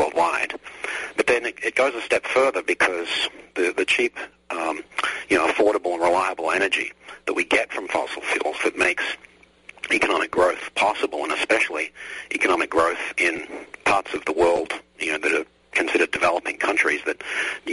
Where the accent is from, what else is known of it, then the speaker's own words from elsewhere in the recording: Australia; now in United States; I grew up overseas. I grew up in Australia, which is another great country